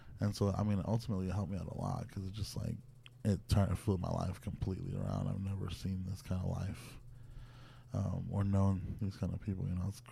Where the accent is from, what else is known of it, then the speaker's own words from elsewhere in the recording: Hanford, California, United States; also born or lived in Nevada; now in Los Angeles, United States; I was in Nevada, but I'm from Hanford